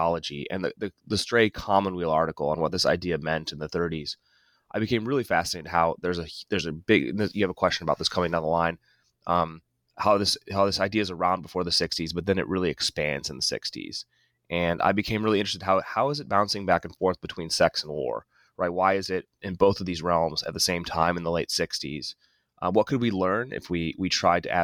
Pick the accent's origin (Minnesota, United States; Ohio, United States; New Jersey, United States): Ohio, United States; moved away; also born or lived in Boston / Indiana; I'm originally from Ohio